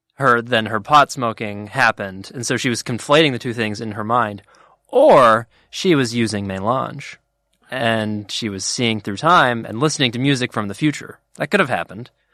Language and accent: English; United States; we Americans